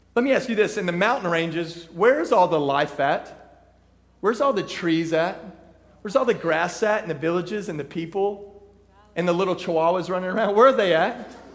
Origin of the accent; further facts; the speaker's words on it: Texas, United States; I grew up in Texas. I grew up in the country